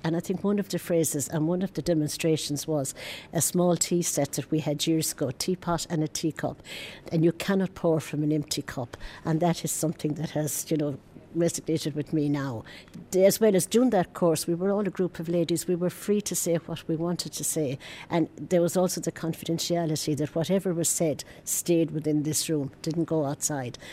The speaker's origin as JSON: {"language": "English", "region": "Berlin", "country": "Germany", "second_language": "English", "moved": "as an adult", "lives_now": "Ireland", "said": "I'm living in Gemelli and I'm original from Berlin. I came to Ireland in 2005."}